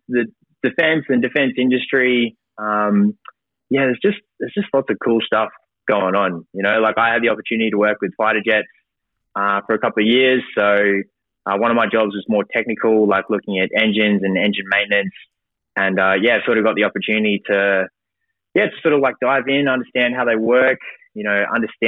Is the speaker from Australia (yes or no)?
yes; Brisbane, Queensland, Australia; I grew up in Brisbane, went to school in the Redlands